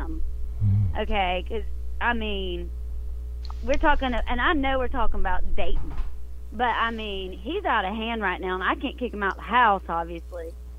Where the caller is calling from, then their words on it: Macon, Georgia, United States; Okay, well … I'm calling from Macon, Georgia.